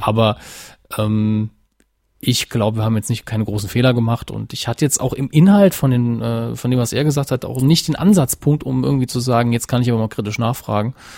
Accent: Saarland, Germany; als Saarländer

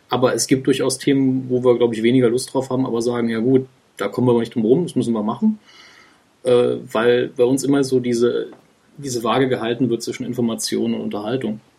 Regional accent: Saarland, Germany; Ich bin äh, Jahrgang 82, gebürtiger Saarländer

